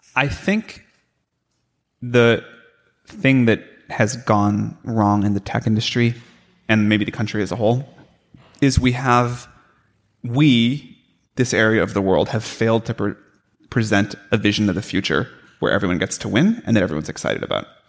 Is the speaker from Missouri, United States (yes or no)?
yes; St. Louis, Missouri, United States; growing up in St. Louis